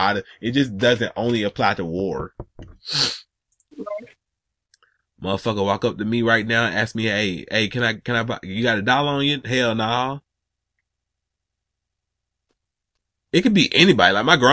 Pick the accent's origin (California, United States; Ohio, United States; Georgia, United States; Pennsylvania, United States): Georgia, United States; Atlanta; Like, man, I'm from Atlanta, man.